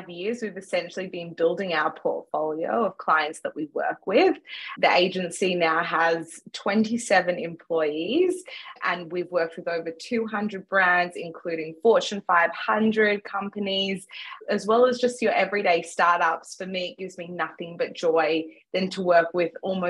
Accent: Melbourne, Victoria, Australia; also born or lived in Johannesburg, South Africa; I was born in Johannesburg, South Africa, and have grown up most of my life in Melbourne, Australia.

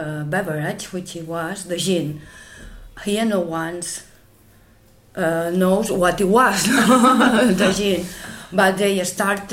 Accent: Menorca, Balearic Islands, Spain; English is a second language

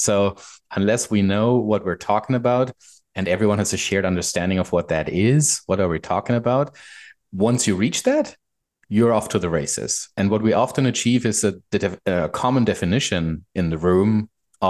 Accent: Germany; moved away as an adult; now in Vancouver, Canada; I'm a German guy living in Vancouver, Canada. Moved here about 3 years ago.

